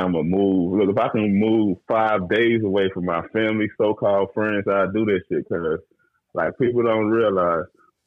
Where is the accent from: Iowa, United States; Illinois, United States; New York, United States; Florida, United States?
Illinois, United States; Brooklyn; now in Texas, United States; I'm originally from Brooklyn, Illinois